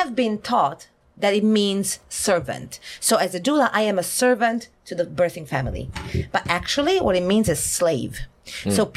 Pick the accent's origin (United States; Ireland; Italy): Italy; English is a second language; now in South Korea; from Italy.